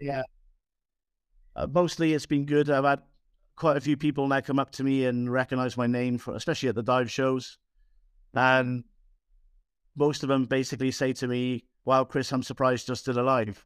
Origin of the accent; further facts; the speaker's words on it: Aberdare, Wales, United Kingdom; moved away; I'm from Wales originally.